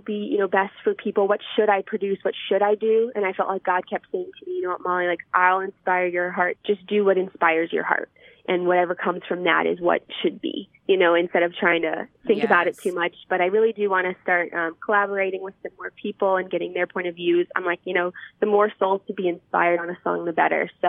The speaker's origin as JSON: {"language": "English", "region": "Pennsylvania", "country": "United States", "tie": "born or raised there", "also_born_or_lived": "Ohio", "moved": "yes", "lives_now": "Michigan, United States", "said": "I was originally born in Pennsylvania, but my family lives in Ohio, and I just moved to Michigan"}